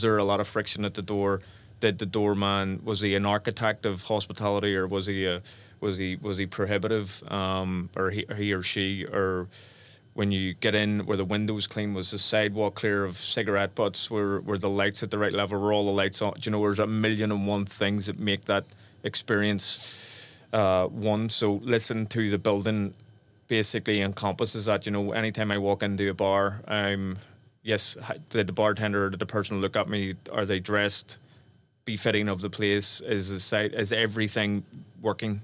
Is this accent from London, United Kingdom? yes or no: no; Belfast, Northern Ireland, United Kingdom; my life growing up in Belfast